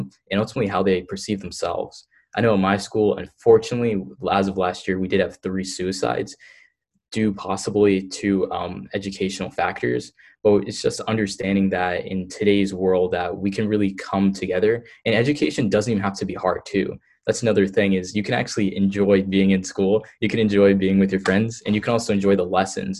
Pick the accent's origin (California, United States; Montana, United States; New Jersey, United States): New Jersey, United States; I'm from New Jersey